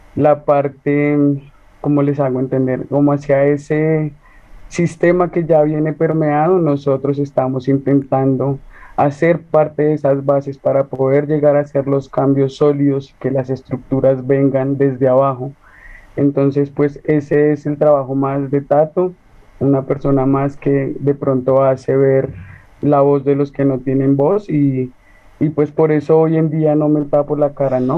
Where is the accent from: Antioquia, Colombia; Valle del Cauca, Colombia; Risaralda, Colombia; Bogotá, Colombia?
Bogotá, Colombia; soy de aquí, de una línea del sur de Bogotá